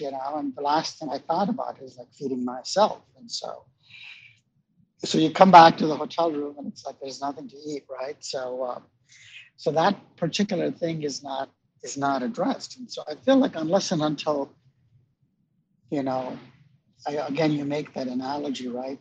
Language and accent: English; India; moved away; I'm Indian.